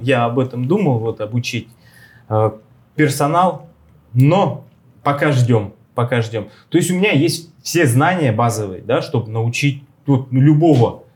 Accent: Russia; now in Argentina; мы же из России

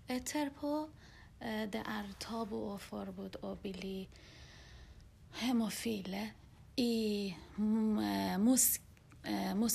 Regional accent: Iran; now in Norway; da jeg var barn i Iran

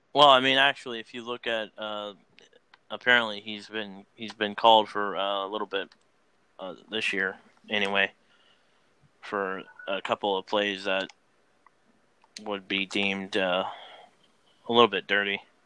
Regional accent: Oklahoma City, Oklahoma, United States; I was born in Oklahoma. I was, I was born in Oklahoma City.

